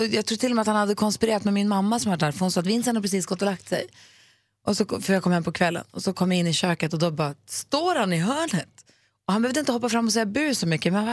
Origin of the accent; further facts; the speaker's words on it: Luleå, Norrbotten County, Sweden; moved away; Bara för att det snöar i Luleå då, som jag kommer ifrån.